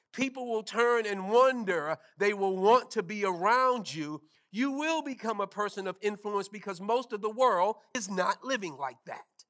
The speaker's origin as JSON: {"language": "English", "town": "New York City", "region": "New York", "country": "United States", "tie": "born or raised there", "moved": "yes", "said": "Growing up in New York"}